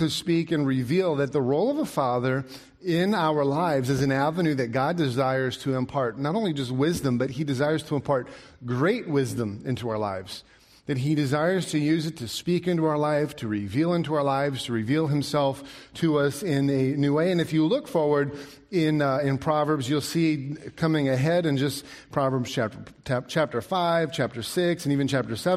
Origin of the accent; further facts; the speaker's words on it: Alaska, United States; I grew up in Alaska